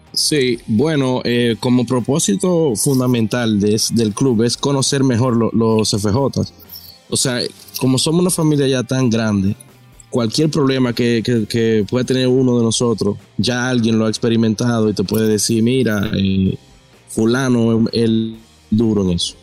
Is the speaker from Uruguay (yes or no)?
no; La Romana, Dominican Republic; yo soy de La Romana